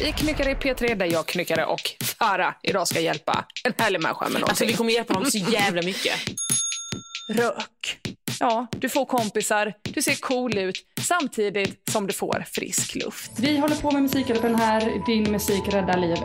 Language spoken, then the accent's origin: Swedish; Rolfstorp, Halland County, Sweden; also born or lived in Varberg; sen så flyttade vi ganska snabbt till Rolfstorp då, där jag är uppvuxen